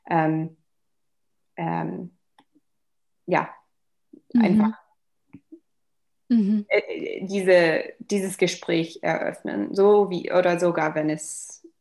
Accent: Wiesbaden, Hesse, Germany; German is a second language; also born or lived in Darmstadt; Ich, ich bin eigentlich in ähm, Deutschland aufgewachsen als

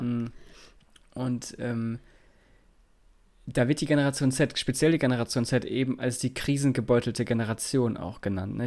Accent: Lower Saxony, Germany; bei uns in Niedersachsen

